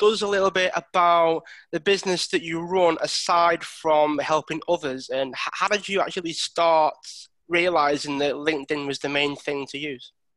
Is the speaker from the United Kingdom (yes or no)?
yes; Widnes, North West England, United Kingdom; I'm actually originally from Widnes.